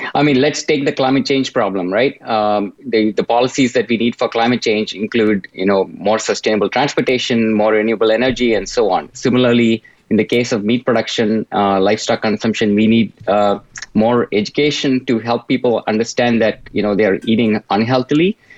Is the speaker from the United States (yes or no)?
no; India; moved away; I grew up in India